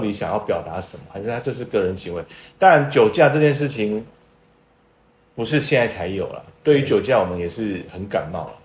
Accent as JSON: {"language": "Chinese", "region": "Tainan", "country": "Taiwan", "tie": "born or raised there", "said": "我土生土长的台南小孩"}